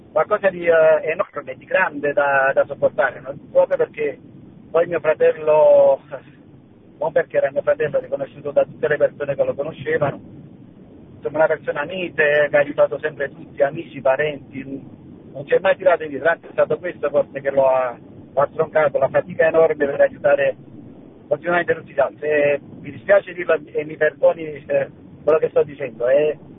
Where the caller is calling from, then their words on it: La Spezia, Liguria, Italy; Ciao Francesco, sono dalla Spezia … della prima comunità Ceparana.